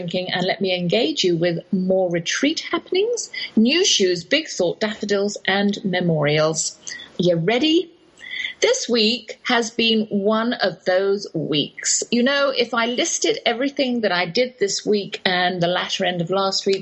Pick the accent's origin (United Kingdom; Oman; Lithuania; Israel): United Kingdom; England; accent: English; moved away as an adult; now in Texas, United States; that's my English accent you're hearing